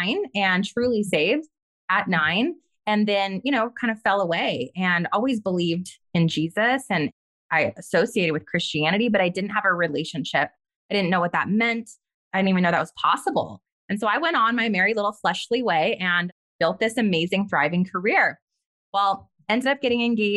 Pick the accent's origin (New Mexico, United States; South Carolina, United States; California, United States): New Mexico, United States; White Rock; I grew up in White Rock, right outside of Los Alamos, New Mexico